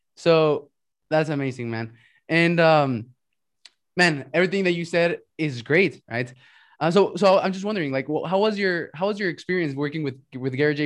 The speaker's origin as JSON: {"language": "English", "country": "Mexico", "tie": "born or raised there", "also_born_or_lived": "United States", "said": "So I'm from Mexico and right. I lived in Mexico but went to school in the US."}